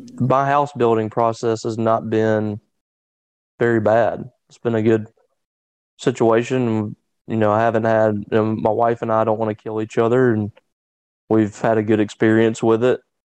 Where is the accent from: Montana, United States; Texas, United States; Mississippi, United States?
Mississippi, United States; Louisville or Ackerman; in my hometown like either in Louisville or Ackerman